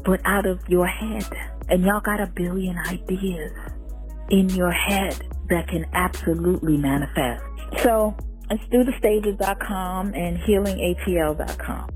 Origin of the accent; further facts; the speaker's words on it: New York City, New York, United States; also born or lived in Jamaica; family from Jamaica, spent early life in Jamaica, growing up in Brooklyn